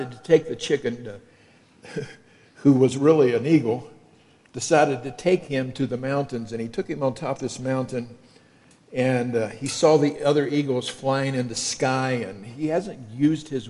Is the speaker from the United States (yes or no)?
yes; Kentucky, United States; accent: southern; moved away as an adult; also born or lived in Illinois; I'm from Kentucky